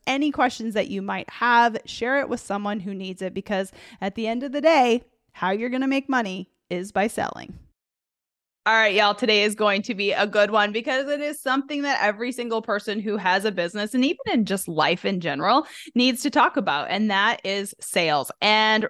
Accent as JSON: {"language": "English", "country": "Canada", "moved": "yes", "lives_now": "Arkansas, United States", "said": "I'm originally from Canada"}